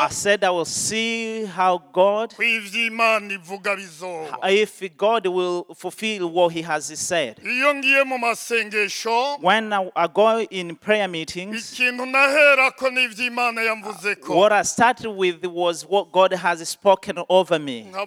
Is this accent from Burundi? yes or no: yes; Burundi; born there; also born or lived in Tanzania; I was born in Burundi.